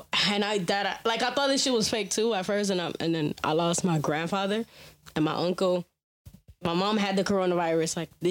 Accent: New York, United States; moved away; also born or lived in Texas; Because I'm from New York.

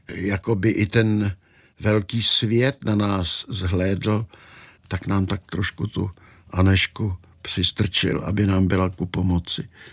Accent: Czechia; my Češi

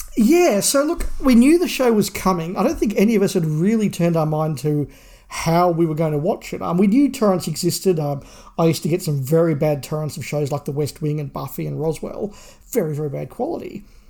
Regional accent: Australia; being Australian

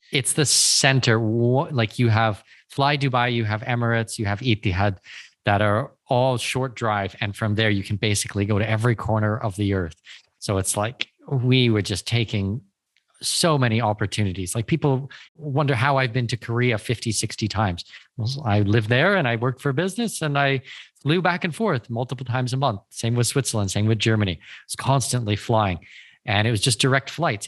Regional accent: Canada; moved away; I'm Canadian

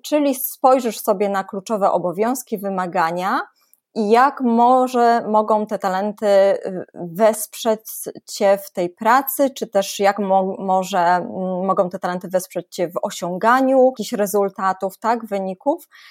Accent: Poland

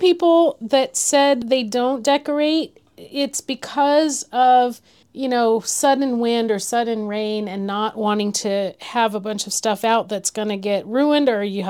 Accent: California, United States; moved away; we were from California.

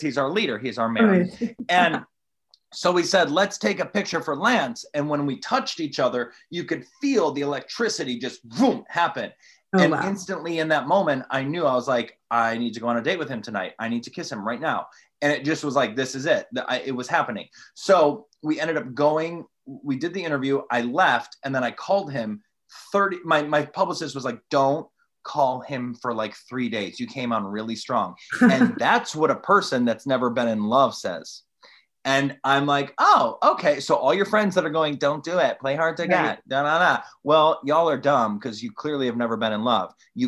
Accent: Toledo, Ohio, United States; I'm from Toledo, Ohio.

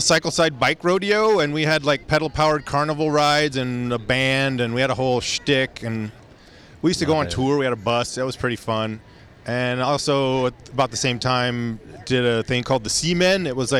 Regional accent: Reedley, California, United States; moved away as an adult; also born or lived in Fresno / Santa Barbara; now in San Francisco, United States; I grew up in the Central Valley in a little town called Reedley. That's near Fresno, and I went to Fresno State.

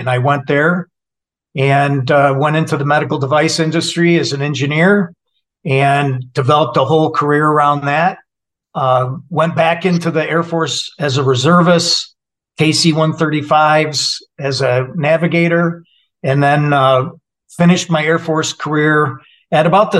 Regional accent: Saginaw, Michigan, United States; moved away as an adult; also born or lived in Sacramento, California; I'm a Midwestern guy, born and raised in Saginaw, Michigan.

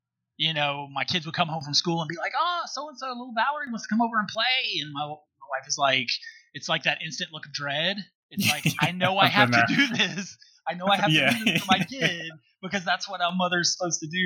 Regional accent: South Mississippi, United States; moved away; we were the epitome of dirt floor poor growing up in South Mississippi.

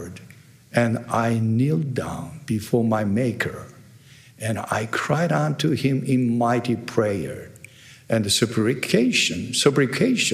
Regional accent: Tokyo, Japan; first language Japanese; English is a second language; I'm originally from Japan. It means I can speak a perfect Japanese

